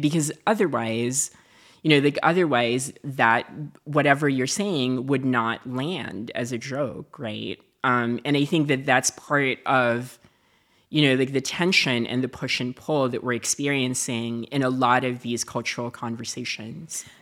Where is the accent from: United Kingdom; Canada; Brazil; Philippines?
Philippines; moved away; I lived in a dictatorship. I lived in, you know, like, I grew up in the Marcus regime.